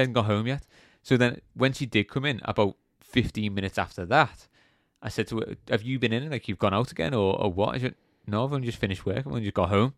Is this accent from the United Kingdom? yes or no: yes; England, United Kingdom; being English